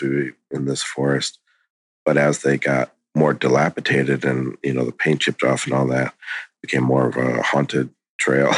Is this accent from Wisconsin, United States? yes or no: yes; Wisconsin, United States; I was born in Wisconsin